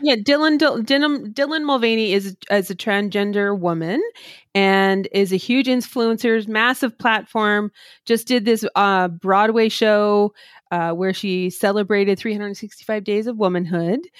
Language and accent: English; Canada; as a Canadian